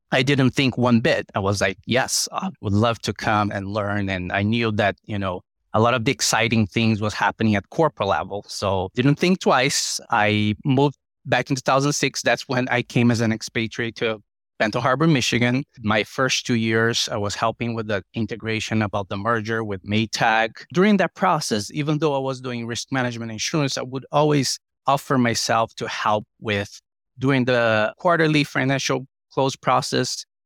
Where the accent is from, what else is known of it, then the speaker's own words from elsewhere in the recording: Brazil; moved away as an adult; now in United States; Brazil, where it was my home country